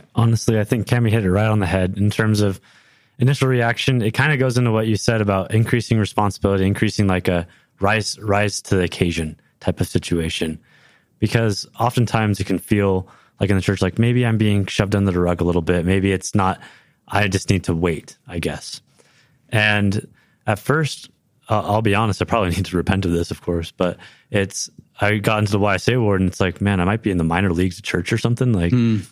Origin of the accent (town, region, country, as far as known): Livermore, California, United States; born or raised there; now in Provo, United States